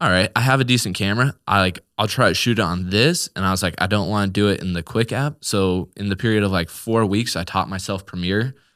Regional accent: Newark, Nebraska, United States; born and raised in Newark, Nebraska, and that's just kinda been where I've called home for my whole life

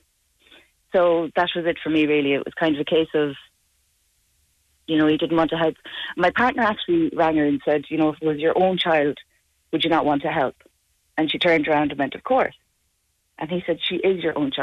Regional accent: Tuam, Connacht, Ireland; also born or lived in Dublin; I got baptised once up in Dublin, and my parents got me a blessing down here in Tuam

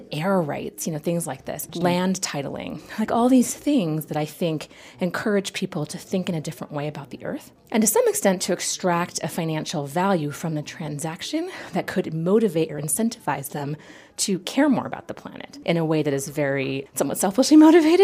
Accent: United States

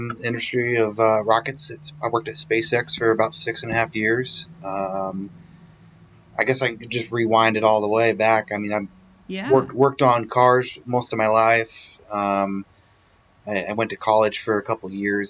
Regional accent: Kansas, United States; moved away; also born or lived in San Diego; I grew up in Kansas

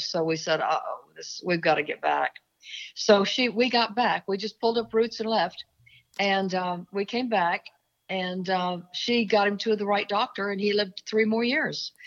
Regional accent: Oklahoma, United States; moved away; also born or lived in Seattle / Dallas; I'm from Oklahoma originally

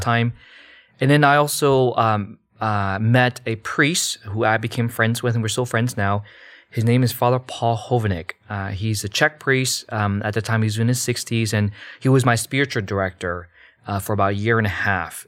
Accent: United States; born or raised there; also born or lived in Malaysia

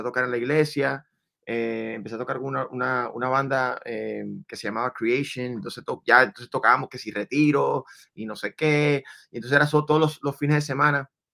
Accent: Venezuela; now in Miami, United States; yo sí nací en Venezuela, mamá colombiana, papá dominicano.

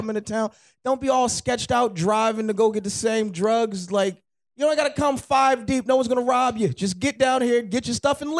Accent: New Jersey, United States; I'm from Jersey

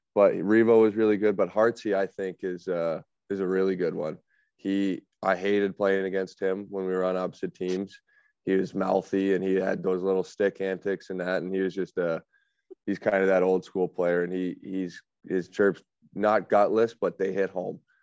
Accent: Alberta, Canada; moved away; also born or lived in Southern Ontario; growing up in Alberta

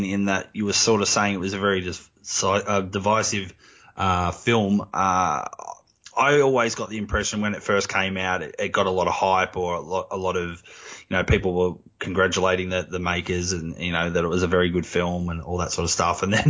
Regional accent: Australia; I'm Australian and I'm from the country where it happened.

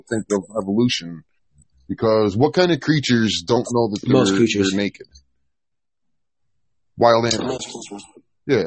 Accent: New York, United States; I'm from New York

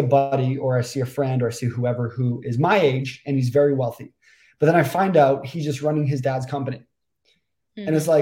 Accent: Toronto, Ontario, Canada; moved away as an adult; also born or lived in Vancouver; I'm from Toronto, Canada.

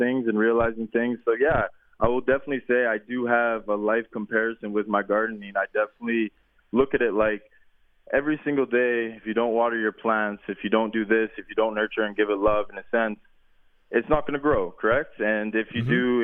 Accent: Surrey, British Columbia, Canada; also born or lived in Manitoba; growing up, a young kid in BC

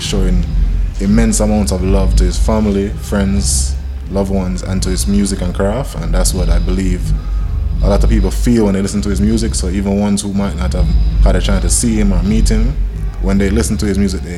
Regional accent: New Jersey, United States; born there; Normally, I was born in the States, in New Jersey, but I've only been to, like, you know, the East Coast.

